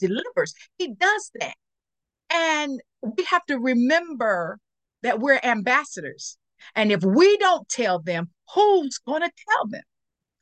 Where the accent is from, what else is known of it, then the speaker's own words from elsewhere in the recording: Kinston, North Carolina, United States; also born or lived in Stamford, Connecticut; in Kinston, my hometown, at Lenoir Community College